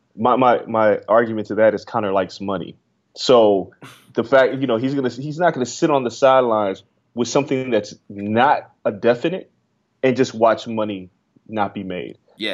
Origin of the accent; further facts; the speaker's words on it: Las Vegas, Nevada, United States; moved away; growing up in Vegas